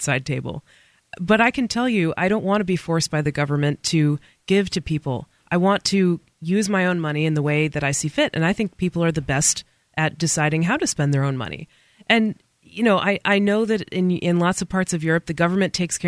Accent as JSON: {"language": "English", "country": "United States", "said": "being an American"}